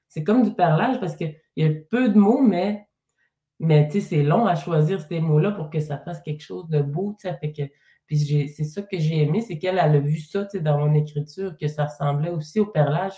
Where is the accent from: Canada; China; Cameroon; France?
Canada; Mashteuiatsh, Quebec; je suis partie de ma communauté de Meshweat, mais je suis restée dans la région quand même